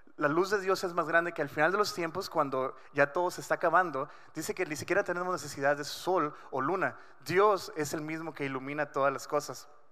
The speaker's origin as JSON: {"language": "Spanish", "town": "Culiacán", "region": "Sinaloa", "country": "Mexico", "tie": "born or raised there", "moved": "yes", "lives_now": "Ensenada, Mexico", "said": "yo nací en Culiacán. Eh, crecí muchos años de mi vida ahí"}